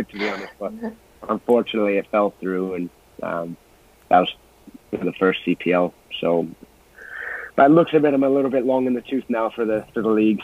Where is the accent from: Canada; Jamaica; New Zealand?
Canada; I'm Canadian